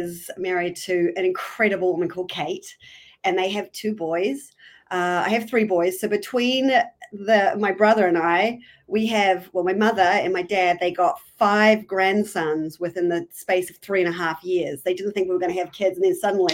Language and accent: English; Hamilton, Waikato, New Zealand; moved away as an adult; also born or lived in New York City, United States; I'm from New Zealand originally, born and bred. I was brought up in the North Island in a little town called Hamilton